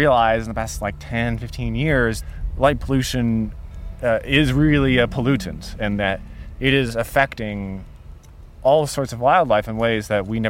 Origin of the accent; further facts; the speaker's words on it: Dallas, Texas, United States; I grew up in Dallas, in the suburbs of Dallas, under very light polluted skies.